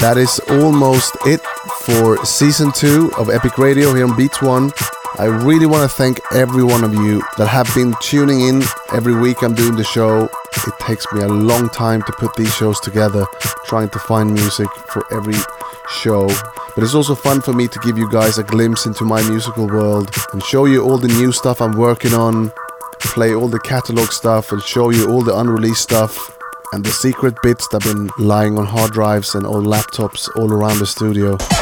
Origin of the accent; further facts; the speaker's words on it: Stockholm, Stockholm County, Sweden; my hometown, Stockholm, in Sweden.